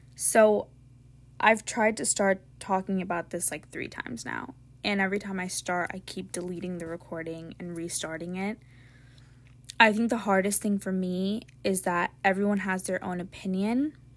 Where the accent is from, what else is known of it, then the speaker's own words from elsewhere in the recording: United States; I was born in a country where I have the ability to have free speech